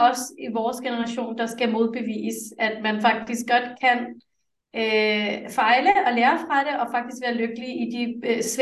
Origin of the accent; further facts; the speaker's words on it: Denmark; Danish is a second language; jeg er vokset op med tre sprog derhjemme, og jeg talte, jeg fik ekstra danskundervisning, selvom jeg er født i Danmark.